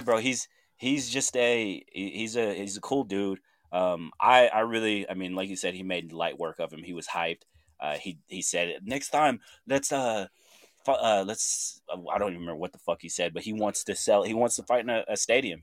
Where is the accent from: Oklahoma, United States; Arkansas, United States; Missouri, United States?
Oklahoma, United States; Chandler; moved away; my hometown, Chandler, Oklahoma